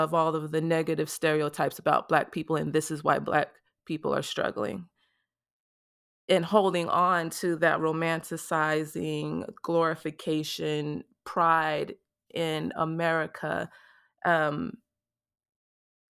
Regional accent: Mississippi, United States; my experience growing up in Mississippi

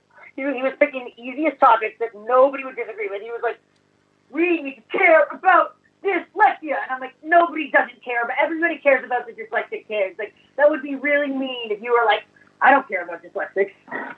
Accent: New York City, New York, United States; I guess it's a Brooklyn kid thing.

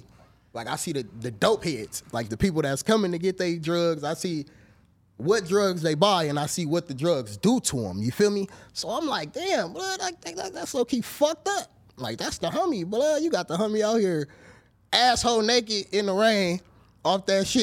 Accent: Los Angeles, California, United States; I'm from Baldwin Village, California. If y'all don't know what that is, the jungles

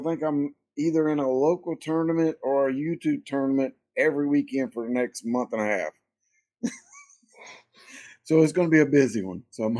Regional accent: Hickory Tavern, South Carolina, United States; I'm from South Carolina, a little place called Hickory Tavern. It's just outside of Lawrence in the upstate portion of South Carolina. So we're in the upstate, about 45 minutes to an hour away from Clemson.

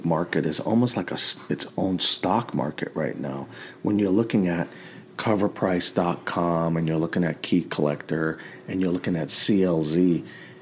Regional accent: New York, United States; moved away; growing up in New York

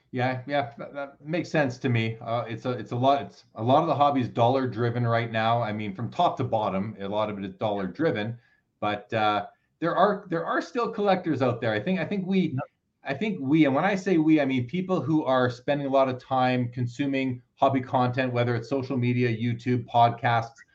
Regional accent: Canada; I'm a Canadian

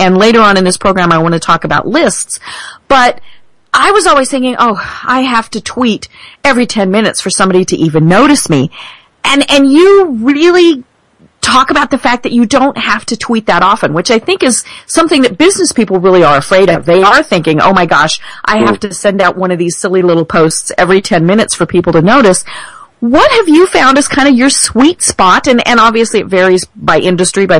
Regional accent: Denver, Colorado, United States; I am from Denver.

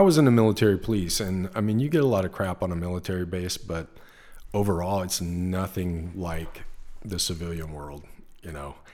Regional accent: Lawton, Oklahoma, United States; moved away as an adult; also born or lived in Japan; now in California, United States; I grew up in Oklahoma

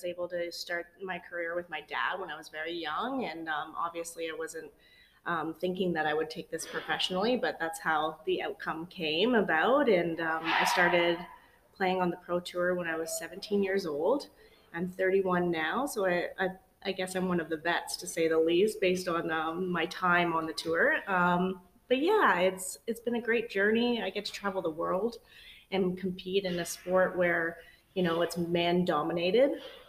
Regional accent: Guelph, Ontario, Canada; I am born and raised in Guelph, Ontario.

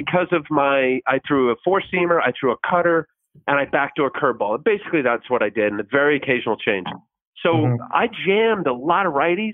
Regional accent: Pine Beach, New Jersey, United States; also born or lived in Toms River, New Jersey; I grew up in a little town called Pine Beach, which is south of Tom's River

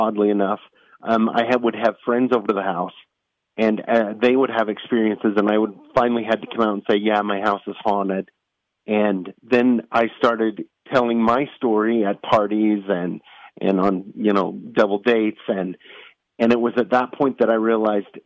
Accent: northern Utah, United States; in the area that I grew up in, and I actually still live, northern Utah

